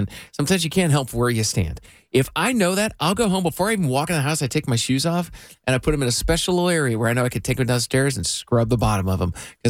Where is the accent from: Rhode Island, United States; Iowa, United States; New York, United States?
Iowa, United States; I grew up in Iowa and we had gravel roads.